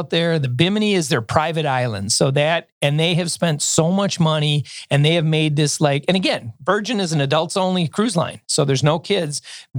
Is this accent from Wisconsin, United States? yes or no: yes; Milwaukee, Wisconsin, United States; I told him we're from Milwaukee.